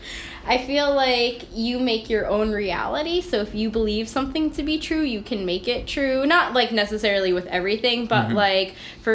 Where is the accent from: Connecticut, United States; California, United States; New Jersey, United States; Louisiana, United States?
New Jersey, United States; Packanack Lake; I grew up in Packinac Lake